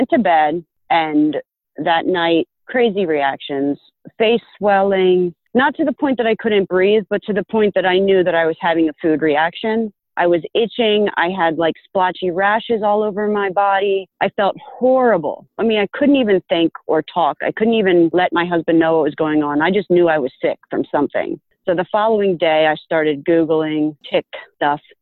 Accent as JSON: {"language": "English", "region": "Pennsylvania", "country": "United States", "tie": "born or raised there", "said": "I grew up in Pennsylvania"}